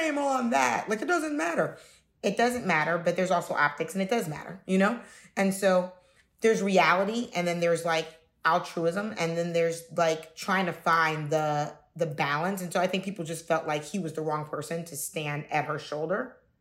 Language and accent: English; Cincinnati, Ohio, United States; I'm from Cincinnati, Ohio